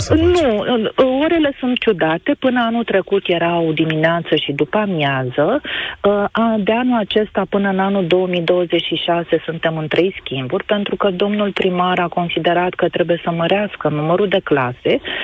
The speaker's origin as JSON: {"language": "Romanian", "region": "Bucharest", "country": "Romania", "tie": "born or raised there"}